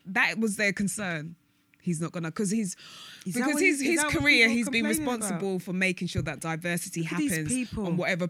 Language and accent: English; United Kingdom; this is what makes me feel to be proud of being British, black British.